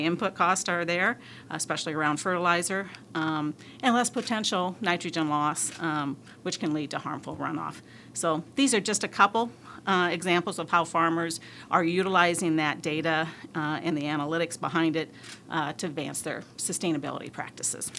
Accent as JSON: {"language": "English", "region": "northeast Iowa", "country": "United States", "tie": "born or raised there", "moved": "yes", "said": "I grew up uh, on a grain and livestock farm in northeast Iowa"}